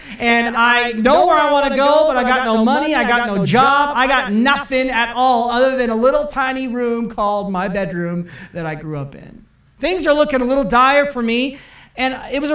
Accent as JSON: {"language": "English", "town": "Portland", "region": "Oregon", "country": "United States", "moved": "as an adult", "lives_now": "Calgary, Canada", "said": "I am from Portland, Oregon, and we wanted to move to Canada"}